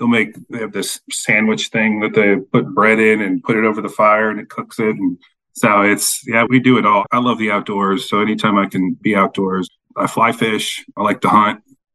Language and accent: English; Defiance, Ohio, United States; moved away as an adult; now in Washington, D.C., United States; born and raised in Ohio, Northwest Ohio, a small town called Defiance.